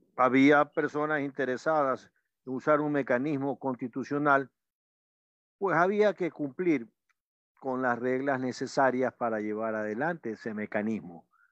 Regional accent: Ecuador; como ecuatorianos

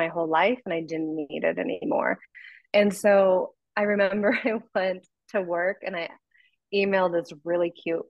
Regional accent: Columbia Gorge, Washington, United States; moved away as an adult; I went back to Washington, which is where I grew up.

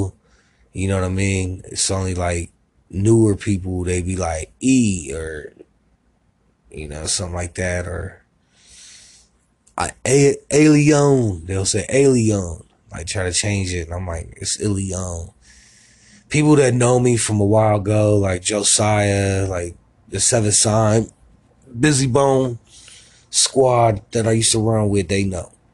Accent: Columbus, Ohio, United States; also born or lived in Miami, Florida; I was raised in Columbus, Ohio

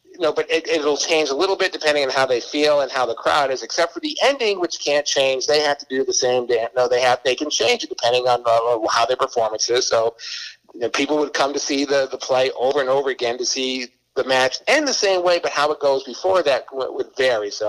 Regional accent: Boston, Massachusetts, United States; You know, now Southern girl from Alabama, and I'm, I'm from Boston, and, and we went to school in uh, Connecticut.

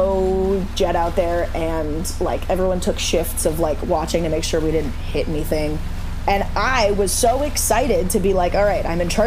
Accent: Arizona, United States; also born or lived in Illinois; I lived in Illinois till I was 10. And then I grew up in Arizona after that.

